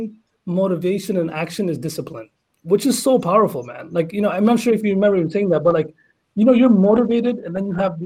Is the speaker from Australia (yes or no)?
no; Canada; I'm also Canadian